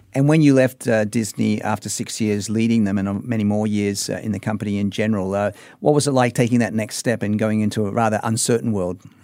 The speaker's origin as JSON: {"language": "English", "town": "Sydney", "region": "New South Wales", "country": "Australia", "tie": "born or raised there", "said": "growing up in Sydney, Australia"}